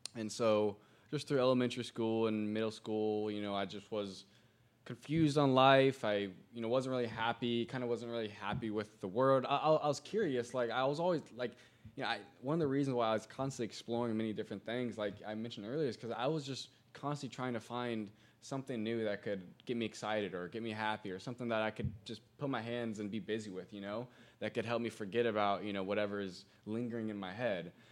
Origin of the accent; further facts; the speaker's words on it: Greenwood, Indiana, United States; moved away as an adult; also born or lived in Broad Ripple, Indianapolis; now in Indianapolis, United States; Born and raised in Greenwood, Indiana